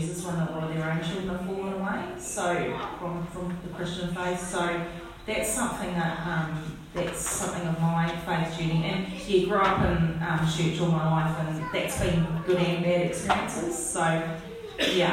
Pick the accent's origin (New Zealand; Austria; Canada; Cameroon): New Zealand; moved away as an adult; also born or lived in London; now in Australia; I'm obviously from New Zealand